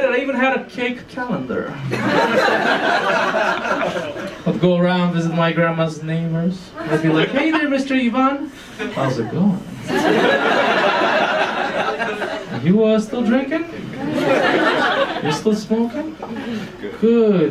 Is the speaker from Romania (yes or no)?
yes; Romania; moved away as an adult; also born or lived in Manchester, United Kingdom; I was growing up in Romania